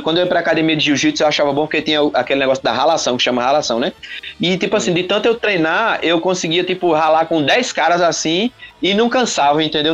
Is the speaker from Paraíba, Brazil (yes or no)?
yes; João Pessoa, Paraíba, Brazil; Sou, sou daqui de João Pessoa, Paraíba